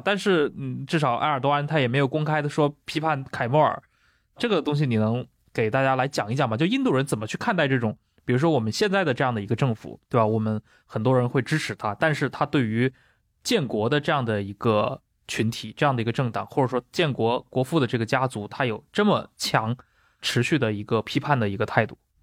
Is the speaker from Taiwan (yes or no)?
no; China; 作为中国人的话